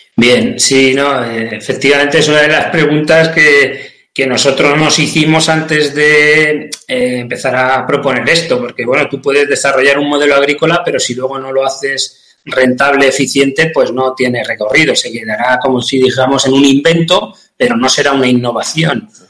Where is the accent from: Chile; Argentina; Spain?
Spain; San Clemente, Castilla-La Mancha; soy de San Clemente, un pueblo de Cuenca, de Castilla-La Mancha